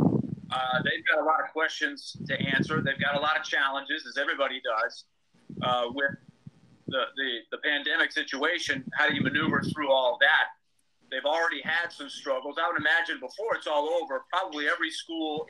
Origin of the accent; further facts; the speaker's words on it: New York, United States; now in Nashville, United States; when I was growing up in New York.